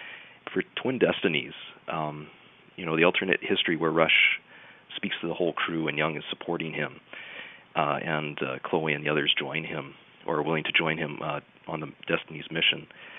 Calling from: Vancouver, British Columbia, Canada; I'm calling from Vancouver.

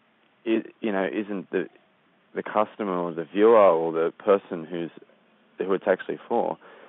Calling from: Sydney, New South Wales, Australia; I'm calling from Sydney, Australia.

